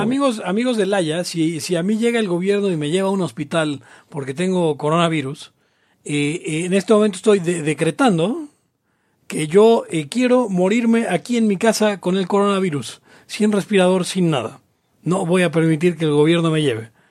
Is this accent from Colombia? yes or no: no; Mexico; los mexicanos tenemos